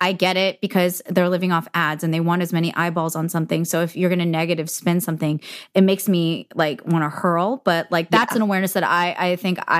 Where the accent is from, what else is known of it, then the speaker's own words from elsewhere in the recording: the Bay Area, California, United States; being Asian American growing up my whole life in like the Bay